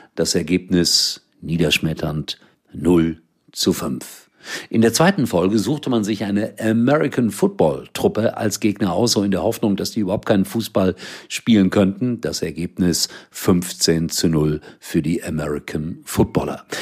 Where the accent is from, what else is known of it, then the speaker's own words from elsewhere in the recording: Germany; Hier bei uns in Deutschland